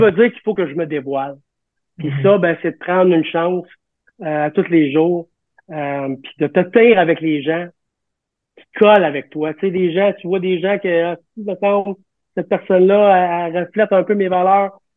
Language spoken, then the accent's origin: French; Quebec, Canada; on est des Québécois, Montréalais, Canadiens